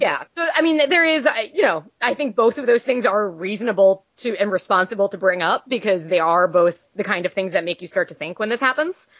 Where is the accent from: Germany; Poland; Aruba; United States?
United States; Long Island, New York; we're both from Long Island